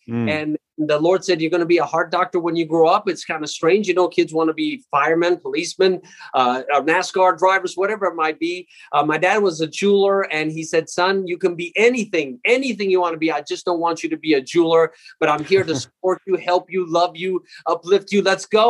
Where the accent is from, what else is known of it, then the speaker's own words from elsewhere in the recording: Jerusalem, Jerusalem District, Israel; born there; Well, I was born in Jerusalem. It's a small place that everybody's heard about, and I was born in an Armenian community.